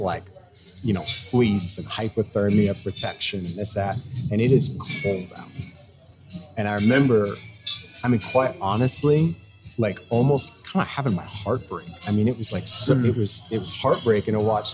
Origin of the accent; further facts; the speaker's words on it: St. Louis, Missouri, United States; moved away; I'm a guy from St. Louis, Missouri